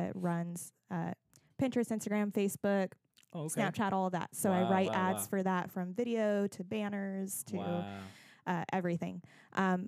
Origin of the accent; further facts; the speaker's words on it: Monterey Bay Area, California, United States; moved away as an adult; also born or lived in San Jose, California; now in Southern California, United States; I grew up more in the Monterey Bay Area.